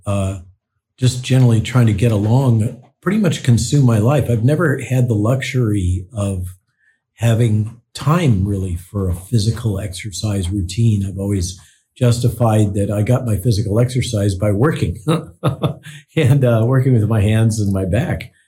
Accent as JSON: {"language": "English", "region": "Central Coast of California", "country": "United States", "tie": "born or raised there", "said": "I grew up in the Central Coast of California"}